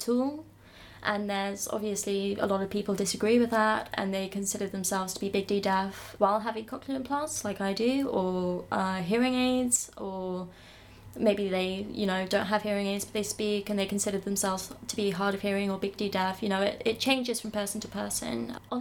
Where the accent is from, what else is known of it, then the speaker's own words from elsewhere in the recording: Reading, South East England, United Kingdom; I come from Reading.